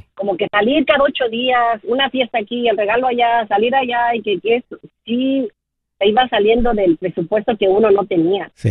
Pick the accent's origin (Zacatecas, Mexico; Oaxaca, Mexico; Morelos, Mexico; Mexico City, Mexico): Mexico City, Mexico; Y yo crecí en la Ciudad de México